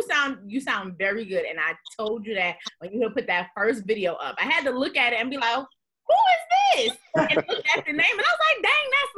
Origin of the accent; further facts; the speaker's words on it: New York City, New York, United States; now in Georgia, United States; Born and raised in the Bronx, New York. Currently residing in Georgia